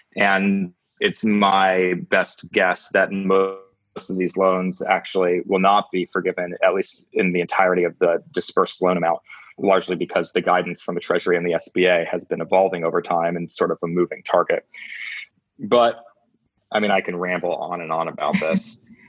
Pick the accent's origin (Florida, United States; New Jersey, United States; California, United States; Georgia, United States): New Jersey, United States; also born or lived in New York City; I grew up in New Jersey